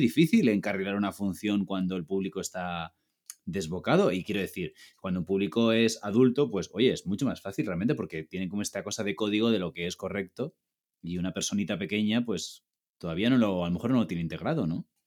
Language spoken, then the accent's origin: Spanish; Ibiza, Balearic Islands, Spain; moved away as an adult; also born or lived in Barcelona; now in Madrid, Spain; yo soy de Ibiza, estudié en Barcelona y ahora vivo en Madrid.